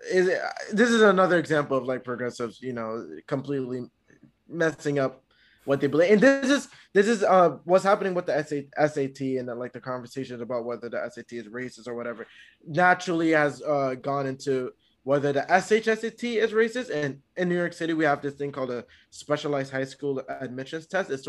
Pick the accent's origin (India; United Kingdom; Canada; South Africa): Canada